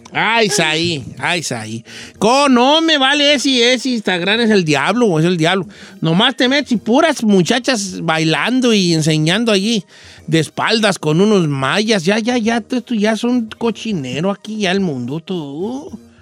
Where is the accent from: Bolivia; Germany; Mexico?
Mexico; La Sauceda, Michoacán; moved away; en mi pueblo, donde, donde yo soy, el pueblo más bonito del mundo, la Sauceda de Michoacán